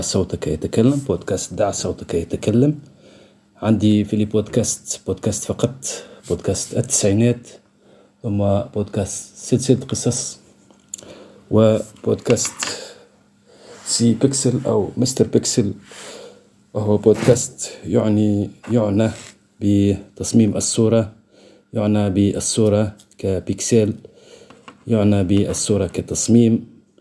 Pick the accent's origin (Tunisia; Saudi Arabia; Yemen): Tunisia; accent: Tunisian; لهجتنا في تونس مخلطة بين العربي بين الدرجة وبين الفرنسي